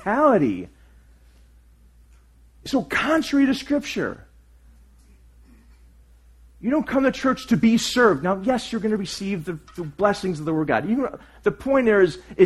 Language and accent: English; United States; I'm just American